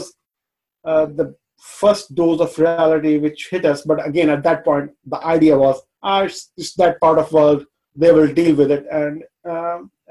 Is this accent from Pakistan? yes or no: yes; Pakistan; now in London, United Kingdom; Originally, I'm from Pakistan, still have very strong ties there.